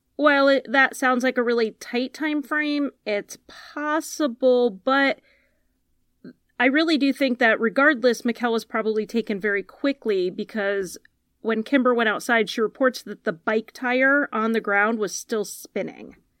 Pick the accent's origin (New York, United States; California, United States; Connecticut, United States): Connecticut, United States; I'm from Connecticut